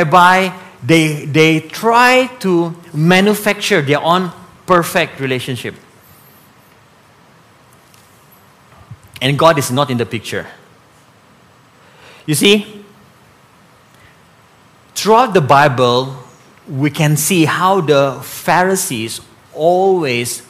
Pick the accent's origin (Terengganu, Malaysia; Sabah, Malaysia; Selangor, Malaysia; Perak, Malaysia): Sabah, Malaysia; Sandakan; growing up in Sandakan